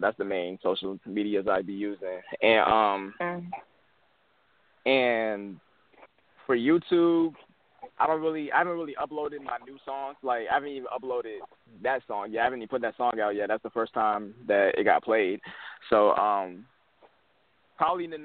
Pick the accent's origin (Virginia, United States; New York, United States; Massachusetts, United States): Virginia, United States; Henrico; I grew up out in Henrico. I went to Hermitage